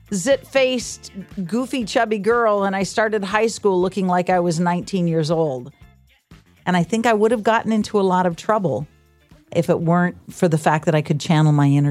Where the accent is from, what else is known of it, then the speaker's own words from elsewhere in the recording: Reedsport, Oregon, United States; I grew up on the Southern Oregon coast.